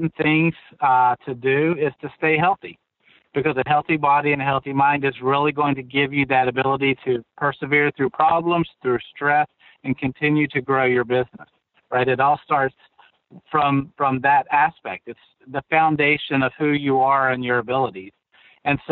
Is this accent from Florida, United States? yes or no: no; West Virginia, United States; we're from West Virginia